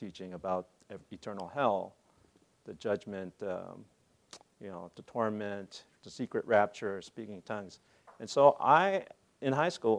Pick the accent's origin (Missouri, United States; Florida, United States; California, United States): California, United States; Monterey; also born or lived in Korea; I went to private practice back in my hometown in Monterey